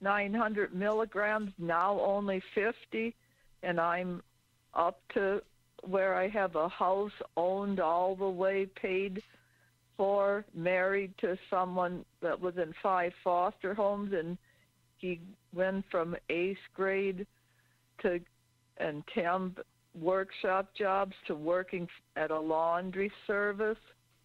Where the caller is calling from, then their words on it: Ripon, Wisconsin, United States; from Ripon, Wisconsin.